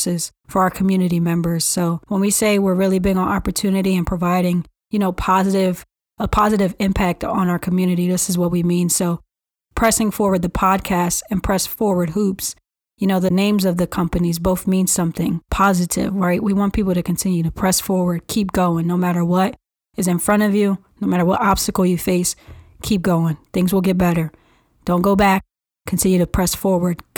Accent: Philadelphia, Pennsylvania, United States; I was born and raised in North Philadelphia by a single parent

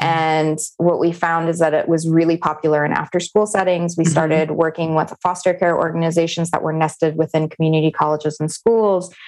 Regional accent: Navajo and Hopi reservation, Arizona, United States; I grew up on the Navajo and Hopi reservation

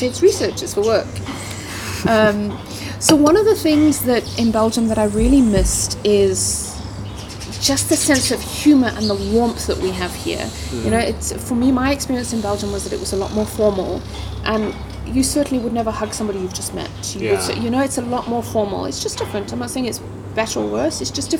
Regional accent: Alberton, Gauteng, South Africa; also born or lived in Johannesburg; I grew up in the South. I grew up in Alberton.

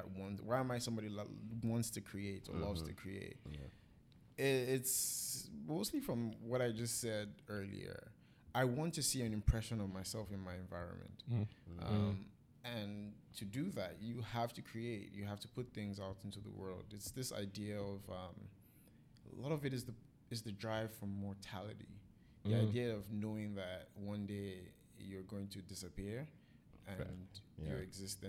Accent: Warri, Delta, Nigeria; also born or lived in Badagry, Lagos State; now in Toronto, Canada; I grew up in Warri.

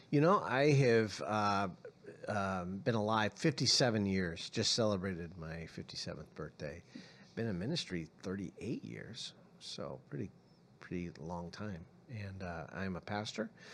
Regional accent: San Francisco, California, United States; also born or lived in Arizona; now in Tucson, United States; I was born in San Francisco, so I have some background of living in California as well as Arizona

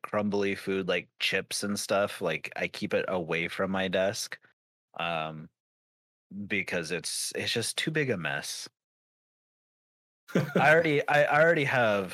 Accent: Idaho, United States; I'm from Idaho

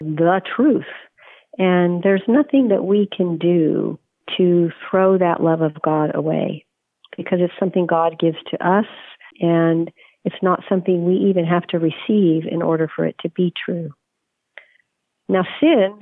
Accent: Oklahoma, United States; now in New York City, United States; I grew up in Oklahoma in the Christian Church Disciples of Christ

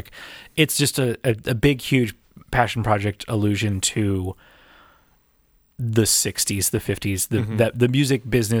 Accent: Erie, Pennsylvania, United States; I'm from Erie, PA.

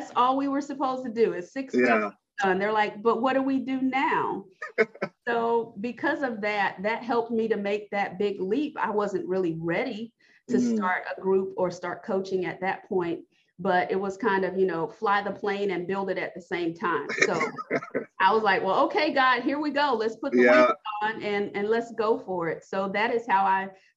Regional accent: North Carolina, United States; moved away as an adult; now in Missouri, United States; I'm originally from North Carolina. So my husband's job got relocated to Missouri

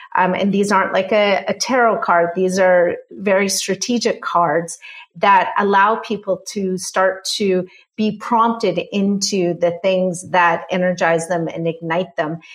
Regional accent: Canada; I'm Canadian

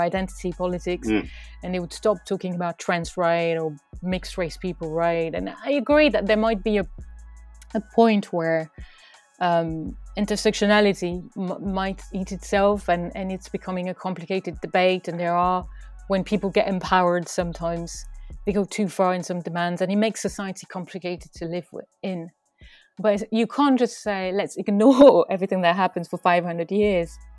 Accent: France; me as a French citizen

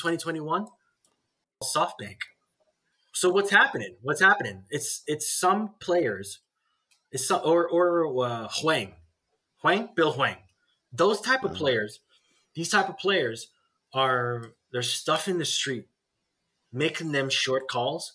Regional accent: Australia; I grew up in Australia

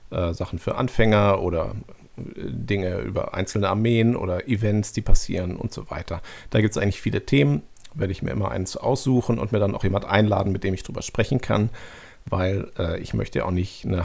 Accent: North Rhine-Westphalia, Germany; aus dem Westmünsterland.

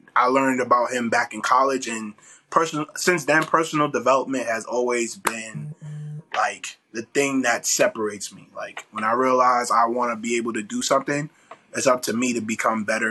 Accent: New York, United States; moved away as an adult; also born or lived in Atlanta / Houston; I'm from New York

